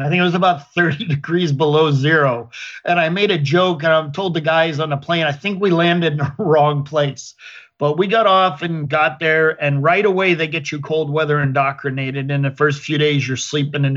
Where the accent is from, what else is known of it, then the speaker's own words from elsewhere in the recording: western Pennsylvania, United States; moved away as an adult; now in Sarasota, United States; I grew up in Pennsylvania in farm country in between Pittsburgh and Erie on the western side of Pennsylvania